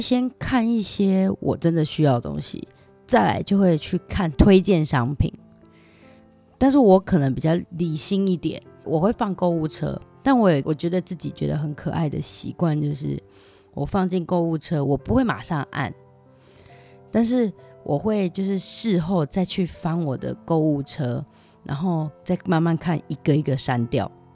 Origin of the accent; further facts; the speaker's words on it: Taiwan; now in Japan; 从小生活在这里